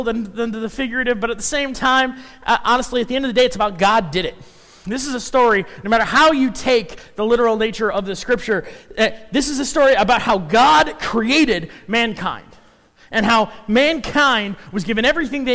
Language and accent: English; Chicago, Illinois, United States; also born or lived in Minnesota; now in Council Bluffs, United States; I grew up in Chicago. I moved from there to Minnesota.